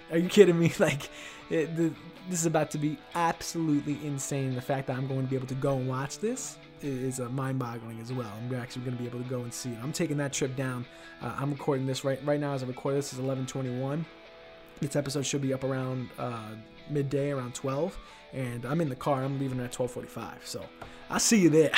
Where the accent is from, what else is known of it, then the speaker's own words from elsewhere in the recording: New York City, New York, United States; now in Ithaca, United States; my hometown of Queens, New York.